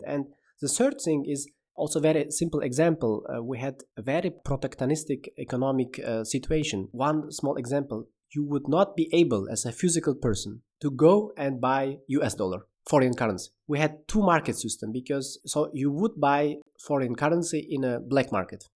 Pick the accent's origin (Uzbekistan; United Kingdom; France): Uzbekistan; Samarkand, Samarkand Region; moved away as an adult; now in Berlin, Germany; I was born in Uzbekistan in a beautiful city, Samarkand, and I'm also living since 2014 in Berlin.